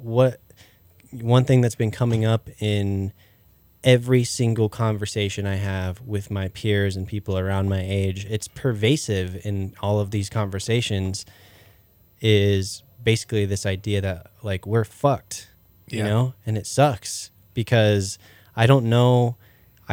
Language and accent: English; Meeker, Colorado, United States; now in Aspen area, United States; I'm from an even smaller town than here. Like, I'm from Meeker